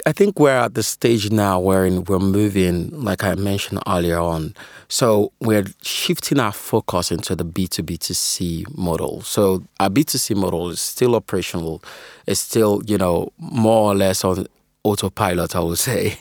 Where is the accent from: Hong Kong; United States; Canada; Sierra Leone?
Sierra Leone; now in United Kingdom; I'm originally from Sierra Leone, currently, uh, based out in the U K.